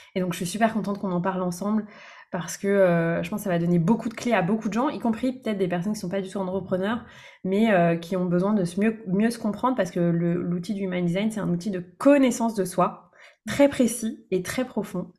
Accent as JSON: {"language": "French", "region": "Brittany", "country": "France", "tie": "born or raised there", "also_born_or_lived": "Lyon region", "moved": "as an adult"}